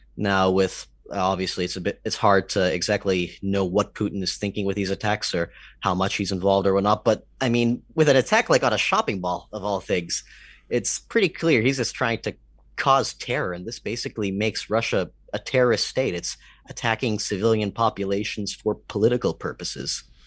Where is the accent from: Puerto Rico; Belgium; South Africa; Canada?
Canada; I'm Canadian